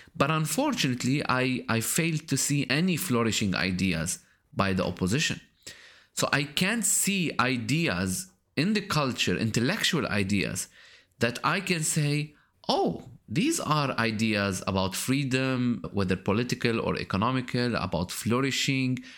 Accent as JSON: {"language": "English", "country": "Lebanon", "moved": "yes", "said": "my latest visit to my home country, Lebanon"}